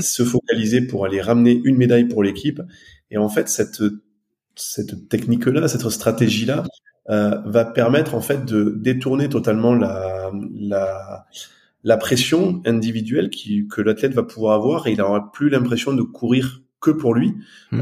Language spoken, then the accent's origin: French; Aveyron, Occitania, France; moved away as an adult; also born or lived in Toulouse, France / Haute-Savoie, France; now in near Annecy, France; je suis originaire de, de l'Aveyron. J'ai grandi dans l'Aveyron